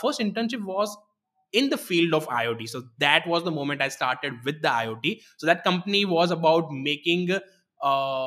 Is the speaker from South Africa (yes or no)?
no; Gujarat, India; written in a local regional Gujarati language, as I'm from Gujarat